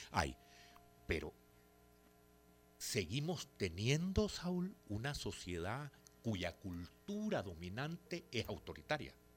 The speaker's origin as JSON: {"language": "Spanish", "country": "El Salvador"}